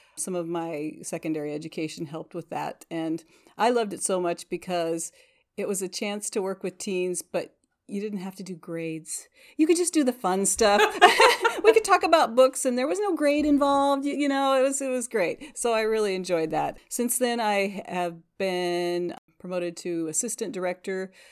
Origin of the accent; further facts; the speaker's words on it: Northwest Iowa, United States; also born or lived in Nebraska; now in Washington, Iowa, United States; I'm actually from Northwest Iowa